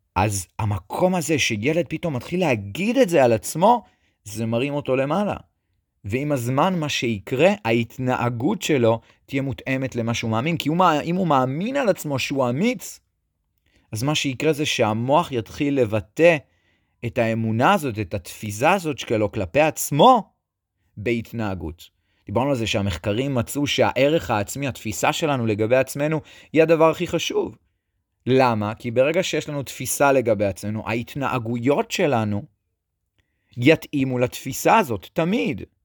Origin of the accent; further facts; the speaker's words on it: Netanya, Central District, Israel; אני גדלתי בנתניה